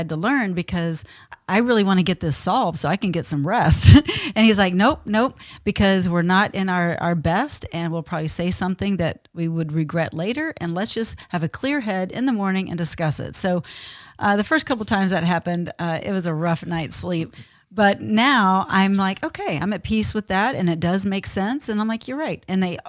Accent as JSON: {"language": "English", "region": "Texas", "country": "United States", "tie": "born or raised there", "said": "I mean, I was brought up in the South. I was brought up in Texas."}